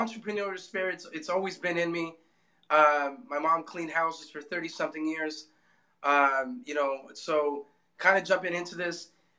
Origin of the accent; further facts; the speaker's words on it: Los Angeles, California, United States; Born and raised in L.A. I grew up in Hollywood off of Santa Monica and Western. From there, I lived in downtown LA.